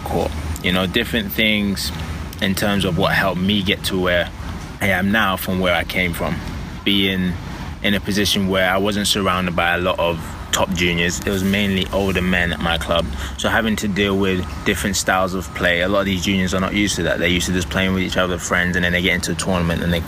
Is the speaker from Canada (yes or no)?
no; London, United Kingdom; moved away as an adult; now in United States; I grew up playing squash in West London in a small club.